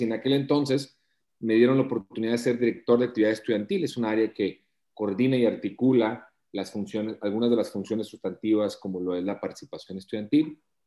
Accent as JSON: {"language": "Spanish", "town": "Matamoros", "region": "Tamaulipas", "country": "Mexico", "moved": "as an adult", "lives_now": "Monterrey, Mexico", "said": "soy de Matamoros"}